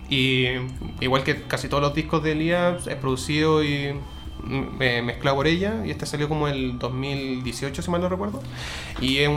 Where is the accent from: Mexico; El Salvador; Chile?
Chile; tampoco somos tantos chilenos.